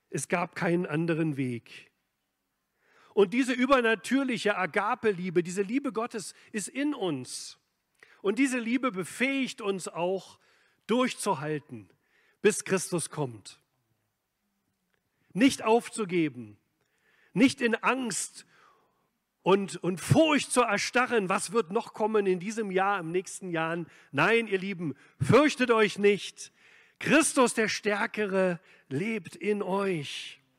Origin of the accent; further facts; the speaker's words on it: East Germany, Germany; Ich bin ja in Ostdeutschland aufgewachsen.